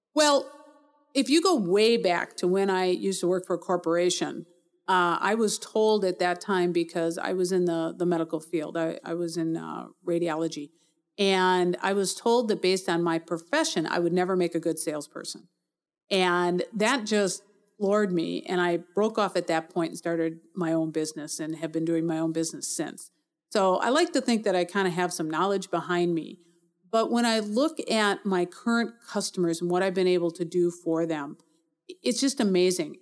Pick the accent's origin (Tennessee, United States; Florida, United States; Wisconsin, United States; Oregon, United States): Wisconsin, United States; Milwaukee; also born or lived in North Carolina / Arizona; I was born in Milwaukee, grew up here, stayed here most of my adult life